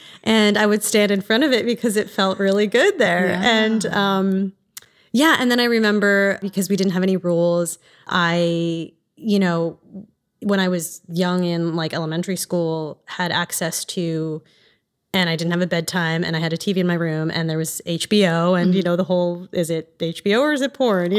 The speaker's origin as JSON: {"language": "English", "region": "East Coast", "country": "United States", "tie": "born or raised there", "said": "I am originally from the East Coast and grew up in a single family home, mostly."}